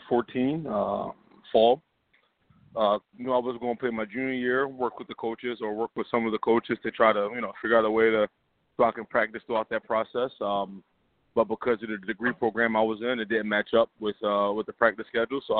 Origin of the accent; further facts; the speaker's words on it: Philadelphia, Pennsylvania, United States; I grew up loving the team. It's my hometown team